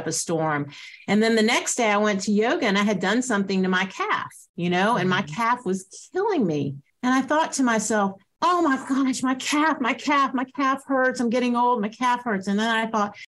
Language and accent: English; Atlanta, Georgia, United States; I grew up in Atlanta